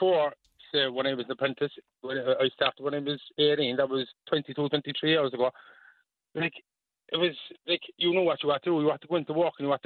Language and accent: English; Cork, Munster, Ireland; I'm from Holly Hill